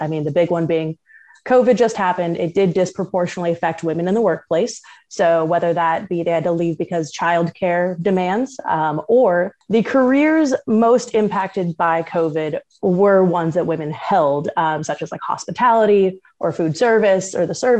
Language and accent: English; Southern California, United States; also born or lived in Rhode Island / New England / Pacific Northwest; now in South Carolina, United States; I'm originally from Southern California. I have lived in New England and Rhode Island for about 7 years, also in the Pacific Northwest. And now I am down in South Carolina